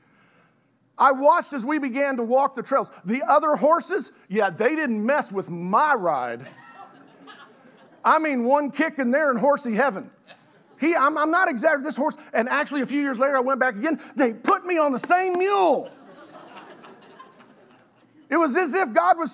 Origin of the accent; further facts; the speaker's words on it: Oklahoma City, Oklahoma, United States; I had the privilege of growing up in South Oklahoma City, so I'm a city kid